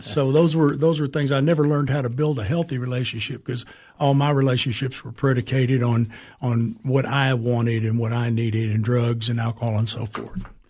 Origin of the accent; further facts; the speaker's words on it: San Antonio, Texas, United States; also born or lived in Springfield, Massachusetts / Alaska; we moved straight to Texas, and that's where I was raised in San Antonio